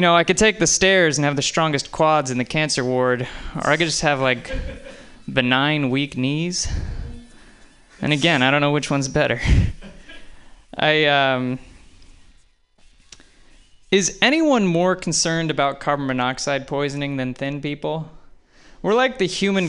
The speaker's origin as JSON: {"language": "English", "region": "New Jersey", "country": "United States", "tie": "born or raised there", "moved": "yes", "said": "I grew up in New Jersey"}